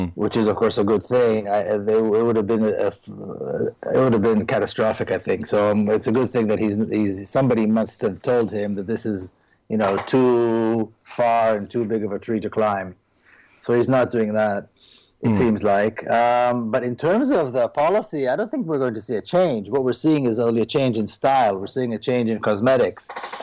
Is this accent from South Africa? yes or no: no; Jerusalem, Jerusalem District, Israel; now in United States; So even though I was born and raised in Jerusalem, which is supposedly a mixed city, I never met Arabs, I never met Palestinians